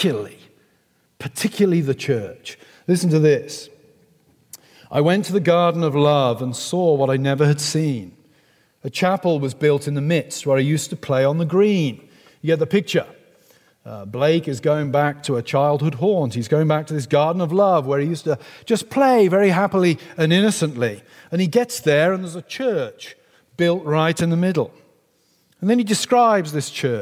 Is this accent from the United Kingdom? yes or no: yes; England, United Kingdom; accent: English; somebody like me with a beautiful English accent